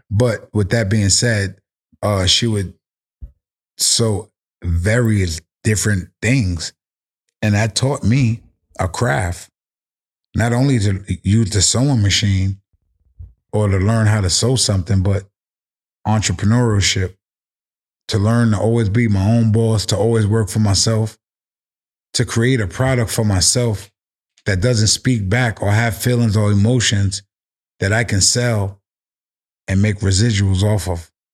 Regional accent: New York City, New York, United States; I'm from the Bronx. Forest Projects, New York City, the South Bronx, where rap originated

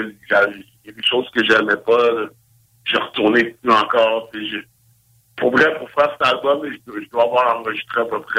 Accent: Montreal, Quebec, Canada; je me rappelle quand j'étais jeune à Montréal, j'étais plus au courant

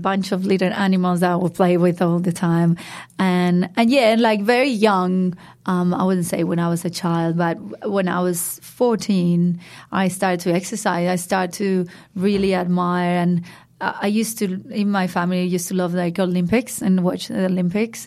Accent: Madrid, Community of Madrid, Spain; English is a second language; moved away as an adult; now in Byron Bay, Australia; So I grew up in Madrid, which is the capital of Spain, a big city, and in the center of Madrid

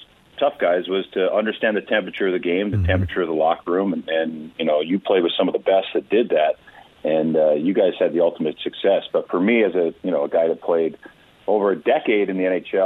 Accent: Port Hardy, British Columbia, Canada; I grew up in Port Hardy, B.C. on Vancouver Island.

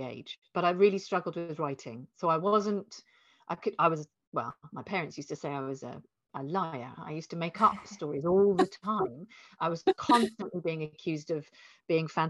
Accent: Hertfordshire, East of England, United Kingdom; also born or lived in London; I must have been like 7 or 8 when I moved from London to a little village. And I didn't know it at the time, but my dad had gone bankrupt and we did a runner. We left a rental property and just ran. And ended up in this very cheap farmhouse in the middle of Hertfordshire

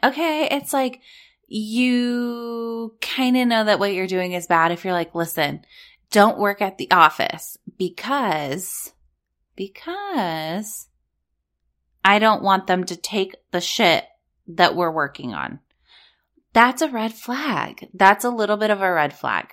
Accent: Orange County, California, United States; also born or lived in Los Angeles; I was born and raised in Orange County. I lived at the beach. I lived in L

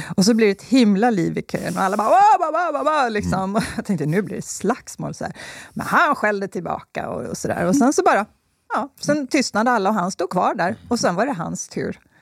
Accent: Slite, Gotland, Sweden; accent: Gotlandic; moved away; also born or lived in Skåne; Jag är uppvuxen på Gotland

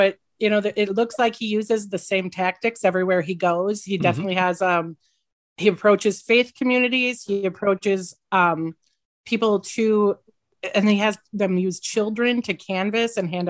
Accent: Sparta, United States; But I chose to remain here in my hometown.

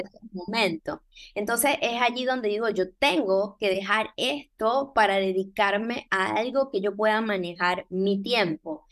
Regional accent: Venezuela; moved away as an adult; now in Panama City, Panama; soy venezolana eh, y tengo años en este país, tengo 16 años en Panamá.

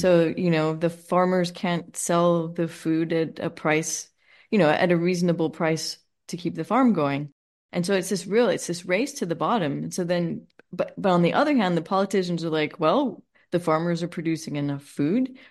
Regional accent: Los Angeles, California, United States; I grew up in Los Angeles

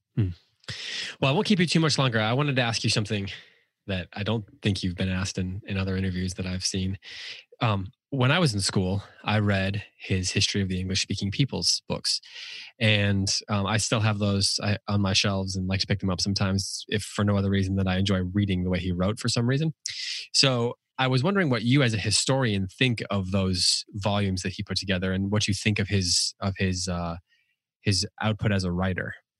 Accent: United States; as an American

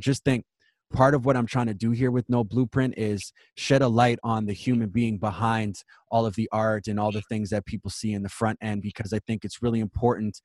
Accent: Winnipeg, Manitoba, Canada; I moved out when I was 16, and I'm born and raised in Winnipeg

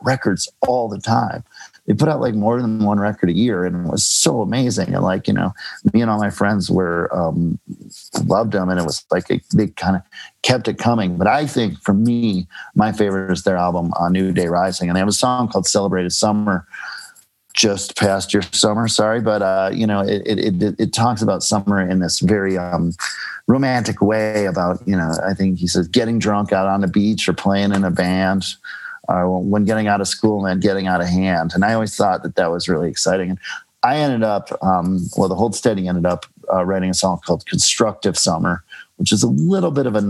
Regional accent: Minneapolis, Minnesota, United States; now in New York, United States; Minneapolis, where I grew up, is a small Midwestern town

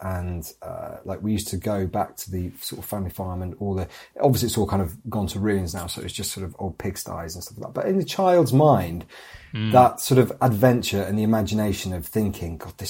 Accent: Huddersfield, Yorkshire and the Humber, United Kingdom; So I am actually from Huddersfield originally. I'm a Yorkshire boy, born and bred.

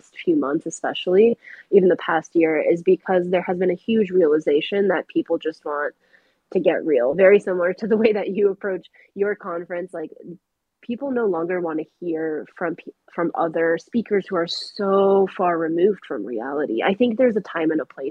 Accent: New Hampshire, United States; I grew up in New Hampshire, which is not super far from Boston, about 1 hour.

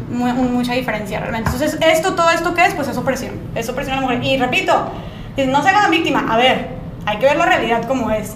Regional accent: Monterrey, Nuevo León, Mexico; soy aquí de Monterrey

